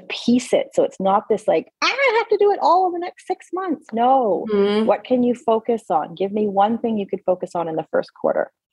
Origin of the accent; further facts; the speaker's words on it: Alberta, Canada; I grew up in Alberta, Canada